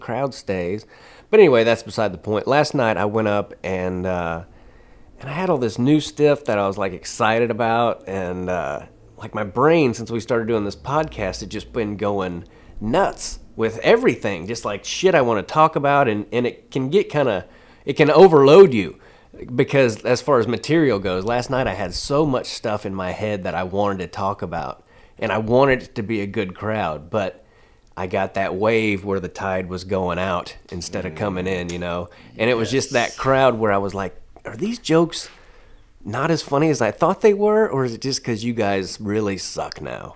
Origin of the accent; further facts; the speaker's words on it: Kansas City, Missouri, United States; moved away; Missouri and Kansas City, not just because I'm getting ready to go there, but because it's my hometown